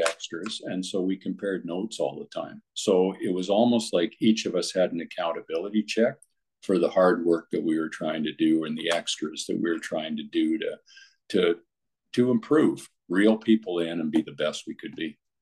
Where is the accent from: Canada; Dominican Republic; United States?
Canada; Comox, British Columbia; I went back to Comox, BC, my hometown at the time